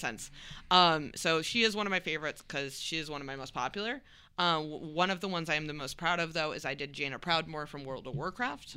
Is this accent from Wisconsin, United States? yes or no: yes; Wisconsin, United States; I grew up in Wisconsin